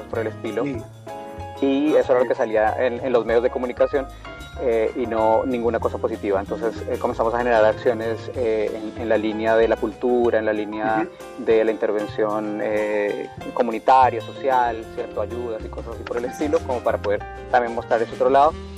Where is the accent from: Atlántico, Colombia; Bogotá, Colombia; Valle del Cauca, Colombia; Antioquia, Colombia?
Atlántico, Colombia; Barranquilla; moved away as an adult; now in Antofagasta, Chile; nací en, Barranquilla, en Colombia, y pues vivo aquí ya. Em, llegué a Chile en el año 2005